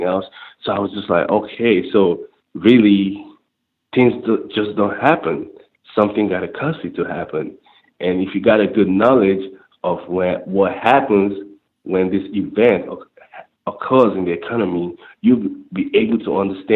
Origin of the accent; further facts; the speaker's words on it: Nigeria; moved away; growing up in Nigeria, third world country